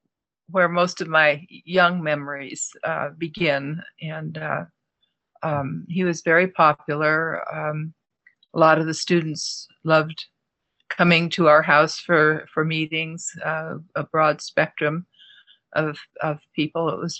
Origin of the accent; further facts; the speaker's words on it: New York City, New York, United States; born there; No, I grew up in quite a few places, actually. I started out, I was born in New York City, just a month after my mother and father came over on the Queen Mary to live in the United States.